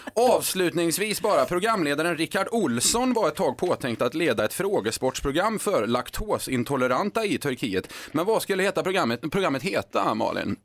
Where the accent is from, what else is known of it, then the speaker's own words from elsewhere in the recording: Skara, Västra Götaland, Sweden; Skara där jag kommer ifrån